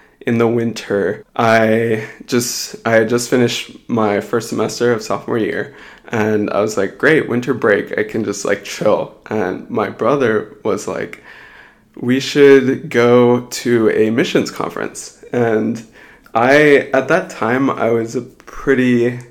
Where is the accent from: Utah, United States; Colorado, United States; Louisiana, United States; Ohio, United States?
Colorado, United States; moved away as an adult; also born or lived in Houston, Texas; now in Seattle, United States; I was born and raised in Colorado